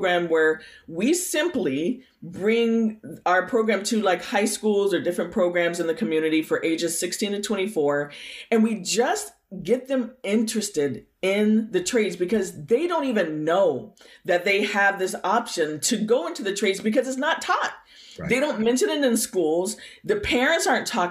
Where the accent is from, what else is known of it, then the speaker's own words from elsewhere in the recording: Bay Area, Lake County, California, United States; also born or lived in Berkeley, California; now in Santa Rosa, United States; when I was a kid, I grew up in the Bay Area. I actually was born down near Berkeley, California. Okay. And my parents moved me and my brother up to the country in Lake County